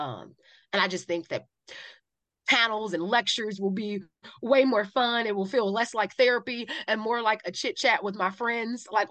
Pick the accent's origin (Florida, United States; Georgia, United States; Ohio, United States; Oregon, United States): Ohio, United States; Cleveland; When you say you are from Cleveland